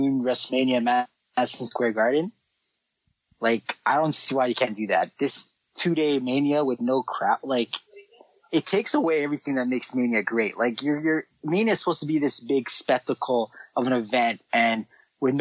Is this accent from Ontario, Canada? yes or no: yes; Toronto, Ontario, Canada; I'm from Toronto.